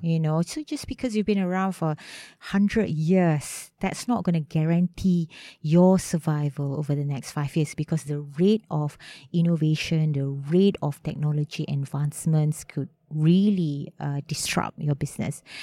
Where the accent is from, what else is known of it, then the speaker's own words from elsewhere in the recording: Malaysia; also born or lived in Melbourne, Australia / London, United Kingdom; came back to Malaysia during the crisis ninety-eight